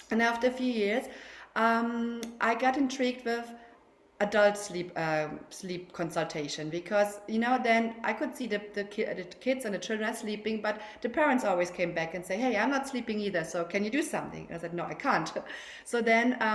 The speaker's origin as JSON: {"language": "English", "country": "Germany", "accent": "German", "second_language": "English", "moved": "yes", "lives_now": "Barcelona, Spain", "said": "as you can hear from my accent, I'm German, yeah, but I'm living in Spain. I'm living in Barcelona with my husband and my three kids."}